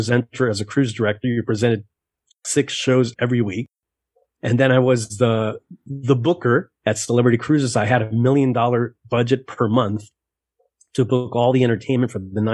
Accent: Miami, Florida, United States; I was born in Miami, and in Miami as an entertainer

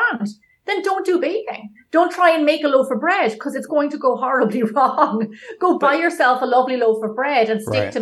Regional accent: Ireland; also born or lived in San Francisco; now in Los Angeles, United States; when we were growing up in Ireland

